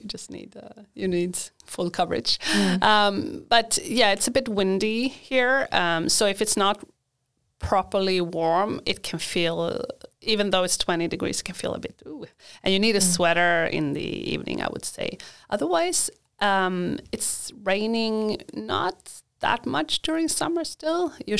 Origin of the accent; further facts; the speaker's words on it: Sweden; I'm born and raised in Sweden, but I've also lived abroad, so I know how to appreciate the Swedish summer.